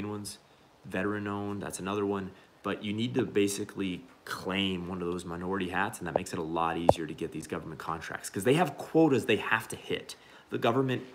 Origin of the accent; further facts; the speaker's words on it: United States; also born or lived in Mexico; I'm actually a Mexican, but I grew up in America